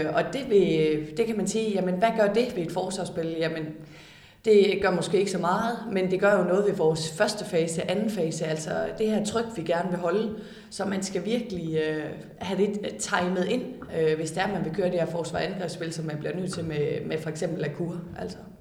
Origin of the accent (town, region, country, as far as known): Denmark